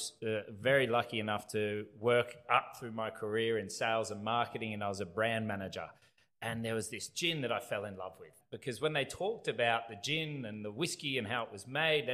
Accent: Byron Bay, New South Wales, Australia; I'm from Australia. Grew up in a little town called Byron Bay. That's where home is for me

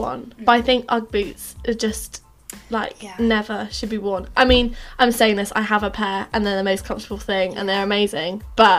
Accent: Farnham, South East England, United Kingdom; moved away; I'm from Farnham, which is, for anyone who doesn't know, it's like near Guildford's, out of London. Down south, I don't live that far away from now really, there's a lot of Land Rover mums in Farnham

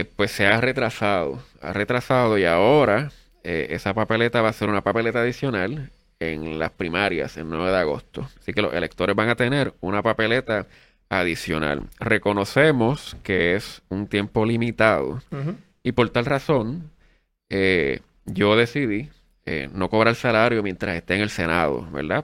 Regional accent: Adjuntas, Puerto Rico; este servidor es un jibarito del pueblo de Adjuntas

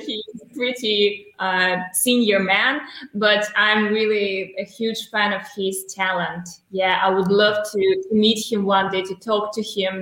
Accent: Belarus; Originally, I'm from Belarus, and right now I'm in Belarus, Minsk

